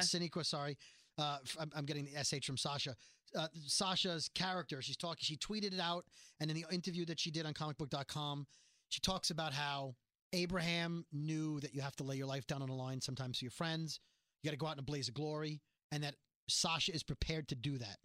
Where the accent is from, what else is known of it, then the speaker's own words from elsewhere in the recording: New York City, New York, United States; I'm from Brooklyn.